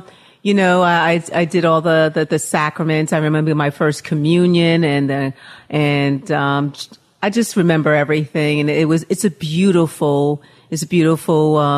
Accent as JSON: {"language": "English", "town": "New York City", "region": "New York", "country": "United States", "tie": "born or raised there", "said": "I love New York City. I love my hometown, born and raised and originally from Harlem, then grew up in Queens."}